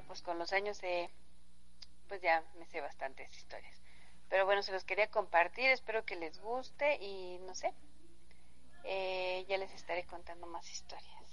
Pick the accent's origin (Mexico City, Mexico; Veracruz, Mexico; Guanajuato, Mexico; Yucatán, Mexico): Mexico City, Mexico; yo soy de la Ciudad de México y cuando vengo acá al, al municipio de Zempoala